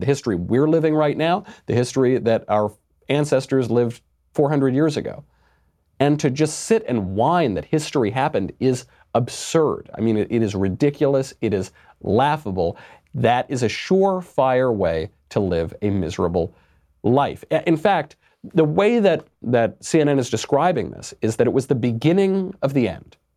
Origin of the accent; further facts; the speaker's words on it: United States; I'm an American